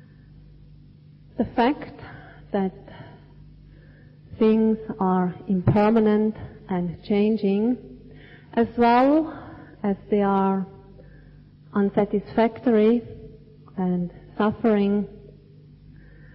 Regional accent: Switzerland; moved away; where I grew up in Switzerland, we definitely had four distinct seasons

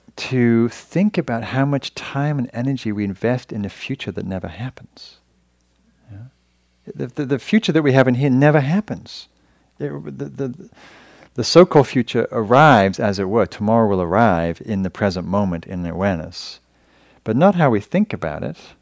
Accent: England, United Kingdom; moved away as an adult; now in United States; when I came to America, 'cause I'm from Europe, 'cause I'm from England

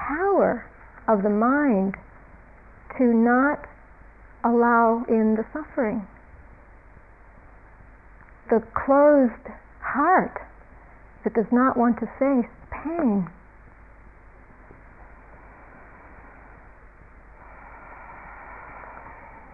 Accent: United States; being an American in America

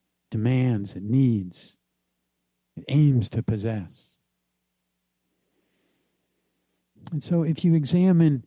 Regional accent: New Jersey, United States; the kind of economic and subculture experience that I grew up with in New Jersey

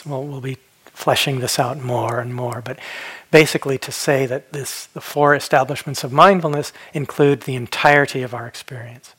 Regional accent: Phoenix, Arizona, United States; When I was a kid, I grew up in Phoenix, Arizona, and we didn't have rivers.

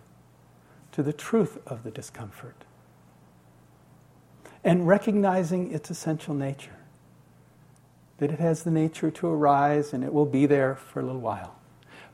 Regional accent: United States; being an American

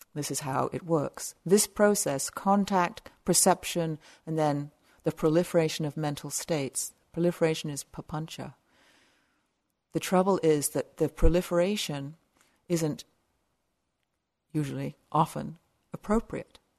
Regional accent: South of England, United Kingdom; also born or lived in west coast of Canada; now in Canada; I grew up in a little village in the south of England

